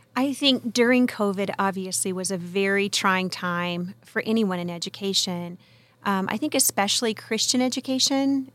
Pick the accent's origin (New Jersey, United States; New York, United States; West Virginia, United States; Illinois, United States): West Virginia, United States; moved away as an adult; now in California, United States; I'm originally from the hills of West Virginia.